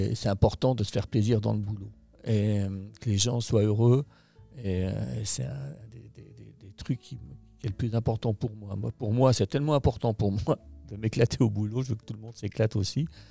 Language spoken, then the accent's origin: French; La Clusaz, Auvergne-Rhône-Alpes, France; also born or lived in Thonon-les-Bains; je suis né à la Clusa, en Haute-Savoie, donc. mon père était moniteur de ski, guide de montagne